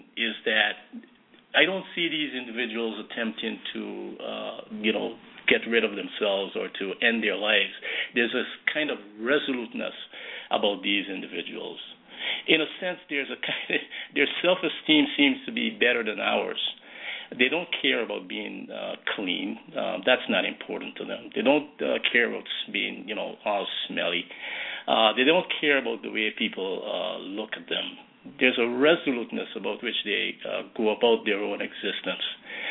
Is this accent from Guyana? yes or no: yes; Guyana; now in United States; back in my hometown, in my village, in Guyana. And even then, growing up as a boy in that village